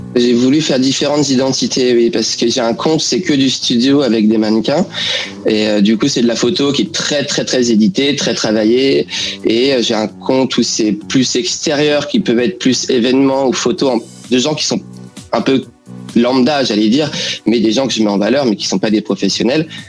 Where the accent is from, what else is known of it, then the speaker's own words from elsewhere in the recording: France; now in London, United Kingdom; les Français qui se sont implantés ici